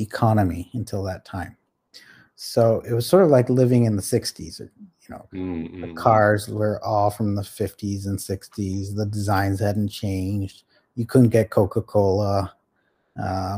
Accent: Toronto, Ontario, Canada; also born or lived in Calcutta, India; I grew up mostly in Toronto. So I was born here.

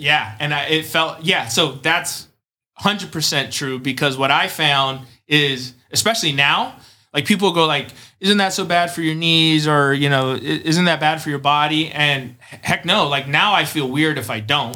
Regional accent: Chula Vista, California, United States; I'm from San Diego, uh, specifically Chula Vista.

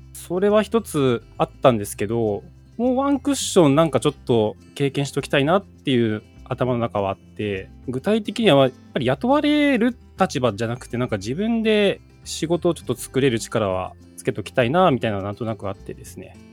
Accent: Hiroshima, Japan; 地元の広島市立緑中学校

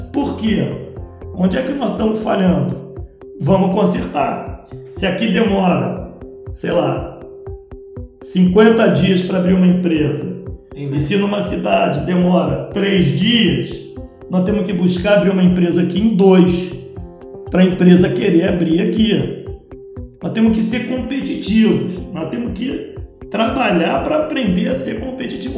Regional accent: Rio de Janeiro, Brazil; Eu vivi aqui a minha vida toda.

